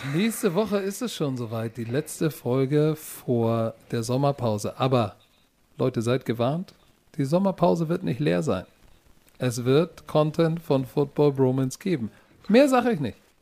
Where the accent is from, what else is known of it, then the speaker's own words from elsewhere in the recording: Germany; Deutschland ist meine Heimat. Ich bin Deutscher durch und durch